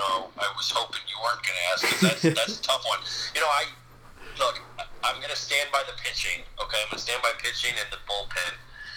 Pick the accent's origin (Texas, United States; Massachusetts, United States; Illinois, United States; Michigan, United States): Illinois, United States; Chicago; my hometown team.